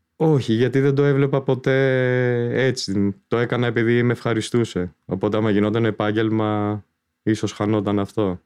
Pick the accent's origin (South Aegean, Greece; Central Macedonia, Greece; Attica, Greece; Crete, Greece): Attica, Greece; Athens; Γεννήθηκα το 70, 53 και κάτι τώρα. Ε, μεγάλωσα στην Αθήνα